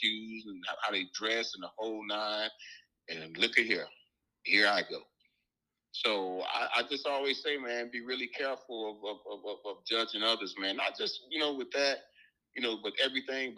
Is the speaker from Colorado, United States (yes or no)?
no; Alabama, United States; now in Lexington, United States; I'm from Alabama. I currently live in Lexington, Kentucky